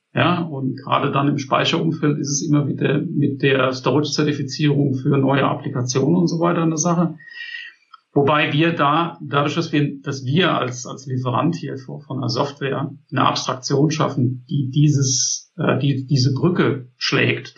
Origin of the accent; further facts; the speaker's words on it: Germany; bei uns in Deutschland